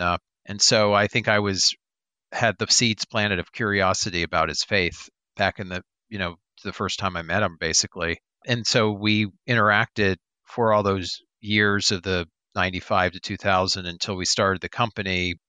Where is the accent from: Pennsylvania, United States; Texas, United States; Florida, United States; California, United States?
Florida, United States; I grew up in South Florida.